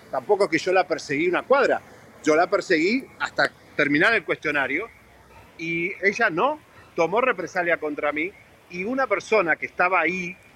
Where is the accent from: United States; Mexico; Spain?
United States; yo soy un periodista norteamericano y puedo hacer lo que quiero en la calle con mi celular